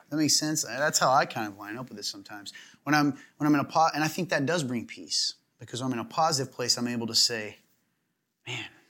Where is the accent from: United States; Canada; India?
United States; the South; accent: southern; moved away; where you can tell I come from the South a little bit is when I say our